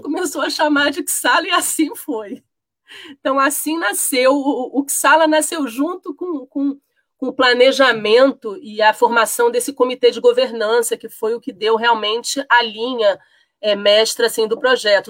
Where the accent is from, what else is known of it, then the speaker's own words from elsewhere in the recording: Rio de Janeiro, Brazil; now in Brasília, Brazil; Eu sou carioca de origem, mas já radicada em Brasília há muito tempo.